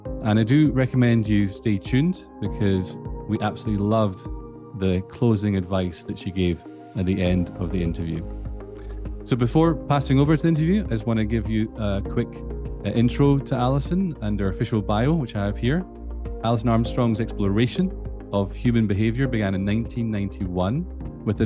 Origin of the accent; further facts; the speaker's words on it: Scotland, United Kingdom; accent: Scottish; my Scottish accent